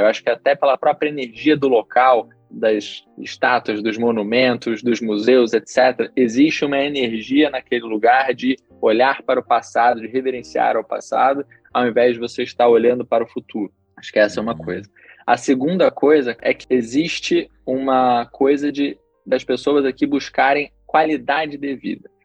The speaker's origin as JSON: {"language": "Portuguese", "region": "Rio de Janeiro", "country": "Brazil", "also_born_or_lived": "Chicago, United States", "said": "sou carioca, né? Mas nessa época ainda morava no Rio"}